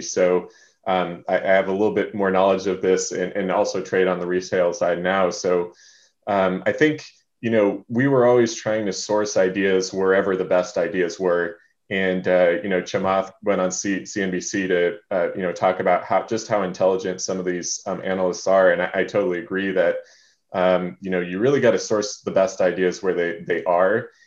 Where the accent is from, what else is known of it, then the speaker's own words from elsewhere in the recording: Hawaii, United States; now in Seattle, United States; I grew up in Hawaii